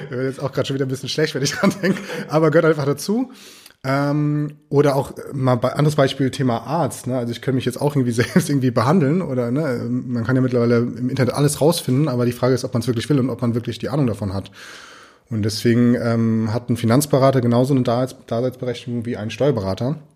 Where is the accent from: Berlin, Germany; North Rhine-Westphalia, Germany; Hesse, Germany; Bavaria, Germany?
Hesse, Germany; Friedberg; und bin tatsächlich ja hier in äh, in Deutschland groß geworden, in Friedberg. Die Idylle Hessens.